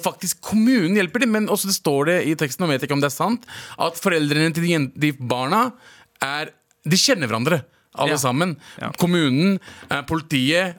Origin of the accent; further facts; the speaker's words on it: Lørenskog, Akershus, Norway; Jeg vokste opp i, på Lørenskog